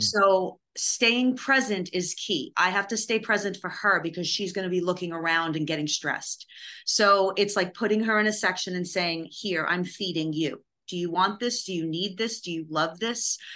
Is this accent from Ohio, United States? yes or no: no; New York, United States; also born or lived in Los Angeles; now in Nashville, United States; I'm from New York